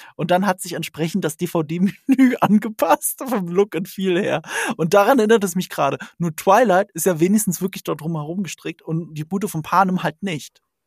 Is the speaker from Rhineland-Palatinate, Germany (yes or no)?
yes; Rhineland-Palatinate, Germany; ich komme aus Rheinland-Pfalz, ne? Das ist an der französischen Grenze